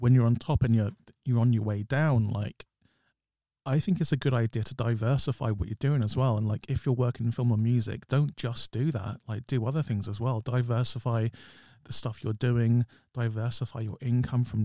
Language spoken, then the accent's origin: English; London, United Kingdom; me and you are from South London as well.